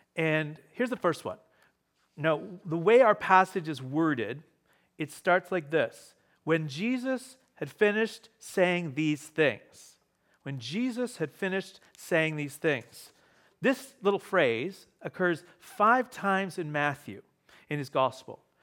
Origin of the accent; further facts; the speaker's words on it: Ontario, Canada; moved away; I grew up in Ontario